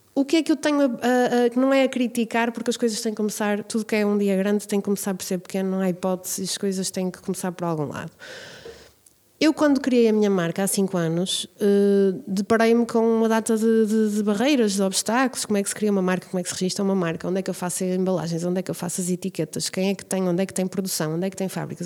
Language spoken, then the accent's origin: Portuguese; Braga, Norte, Portugal; eu cresci nas Parretas, no bairro das Parretas, nos anos 80